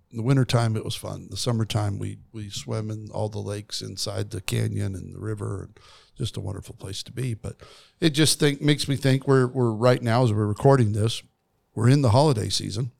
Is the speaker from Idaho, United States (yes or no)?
yes; Kimberly, Idaho, United States; I grew up outside of Twin Falls, Idaho, in a place called Kimberly, Idaho